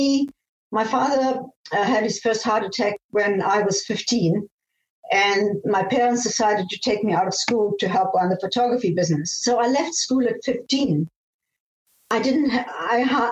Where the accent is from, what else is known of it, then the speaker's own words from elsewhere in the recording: Namibia; moved away; also born or lived in Austria / Germany / South Africa; I was born in Austria, and I grew up in Namibia, now called Namibia, was then Southwest Africa